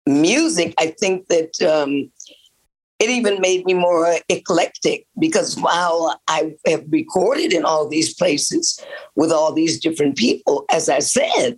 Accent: Detroit, Michigan, United States; also born or lived in Muskegon, Michigan / Memphis, Tennessee; now in West Orange, United States; I'm from Detroit

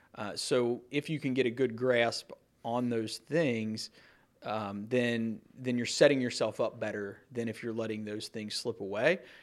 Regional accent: Campbell County, Kentucky, United States; growing up in Campbell County, you know, most of my friends lived here when I was a kid growing up

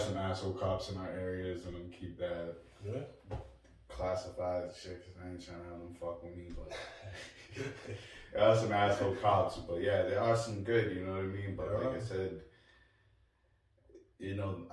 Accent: New Bedford, Massachusetts, United States; we come from New Bedford

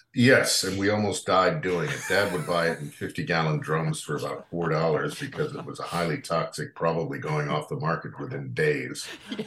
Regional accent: New Canaan, Connecticut, United States; growing up in New Canaan

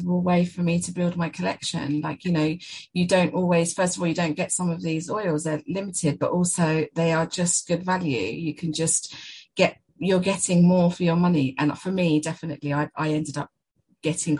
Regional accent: Essex, East of England, United Kingdom; I'm from Essex

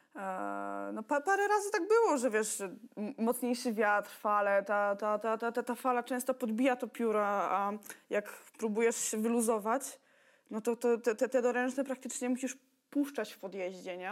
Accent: Toruń, Kuyavian-Pomeranian Voivodeship, Poland; pochodzę z Torunia

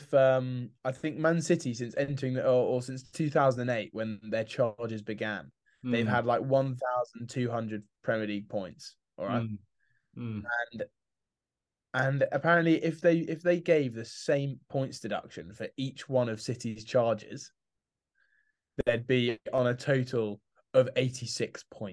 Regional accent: England, United Kingdom; As an Englishman

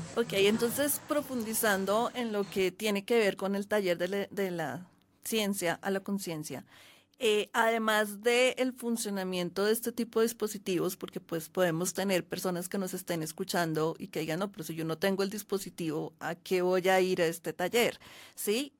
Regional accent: Colombia; also born or lived in Bogotá; yo vivo en Bogotá, soy colombiana

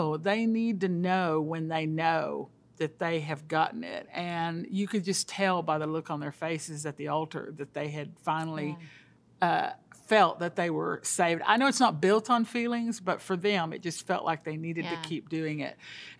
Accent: Colombia; moved away; I'm a missionary's kid. I grew up in South America in Colombia. My dad was a church planter … took me there when I was the age of 7.

